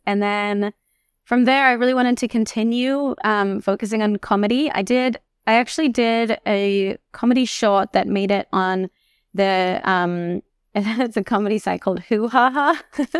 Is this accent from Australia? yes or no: yes; Australia; moved away as an adult; a nine-hour train to get to my hometown